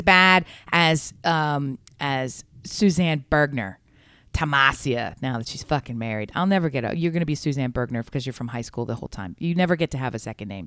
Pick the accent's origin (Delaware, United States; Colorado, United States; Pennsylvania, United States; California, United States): Delaware, United States; We're from Delaware